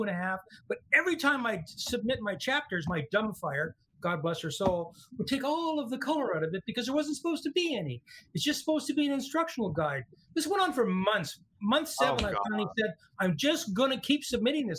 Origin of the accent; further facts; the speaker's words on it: United States; I grew up in the United States